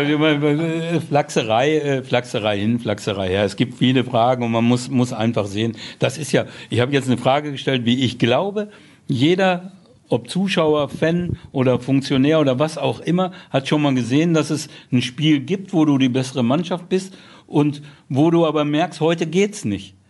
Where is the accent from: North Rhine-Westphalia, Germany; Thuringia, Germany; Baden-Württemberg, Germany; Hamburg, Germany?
North Rhine-Westphalia, Germany; Dortmund; mein Vater hat auf Hösch gearbeitet und so, wie man das so in Dortmund, wie man so aufwächst